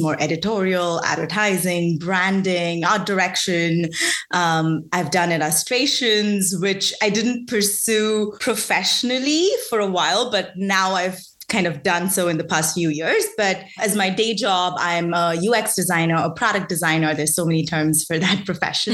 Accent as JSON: {"language": "English", "country": "India", "tie": "born or raised there", "moved": "as an adult", "lives_now": "United States", "said": "I grew up in India for I did my undergrad there."}